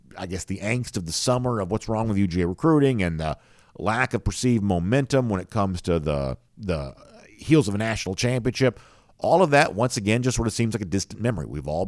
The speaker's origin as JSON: {"language": "English", "town": "San Diego", "region": "California", "country": "United States", "tie": "born or raised there", "said": "Get a commitment from four-star running back Roderick Robinson out of my hometown of San Diego."}